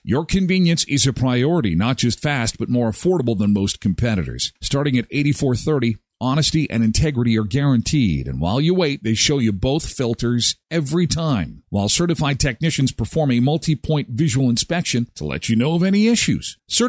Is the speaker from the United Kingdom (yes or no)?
no; Canada; I'm Canadian. I get free healthcare.